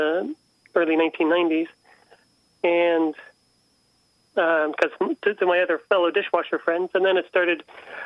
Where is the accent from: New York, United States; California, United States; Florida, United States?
California, United States; San Francisco; Growing up in San Francisco